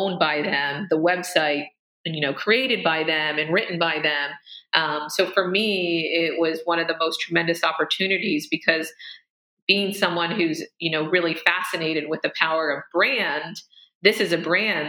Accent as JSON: {"language": "English", "area": "Amish-influenced community", "region": "Pennsylvania", "country": "United States", "tie": "born or raised there", "also_born_or_lived": "Pittsburgh", "moved": "as an adult", "lives_now": "New York City, United States", "said": "growing up, you know, 90 miles, you know, 2 hours outside of New York City, I was always just mesmerized by the opportunity and the energy of the city, especially growing up in a community that is influenced by, you know, Amish."}